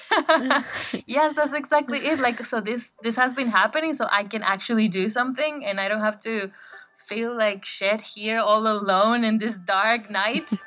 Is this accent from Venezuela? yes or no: yes; Caracas, Capital District, Venezuela; now in Bristol, United Kingdom; I live in Bristol and I am from Caracas, Venezuela